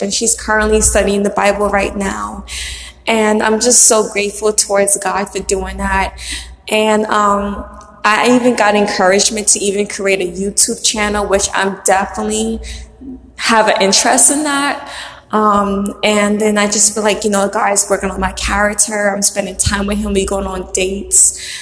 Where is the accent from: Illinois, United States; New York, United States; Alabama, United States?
New York, United States; New York City; the house that I was born in in Brooklyn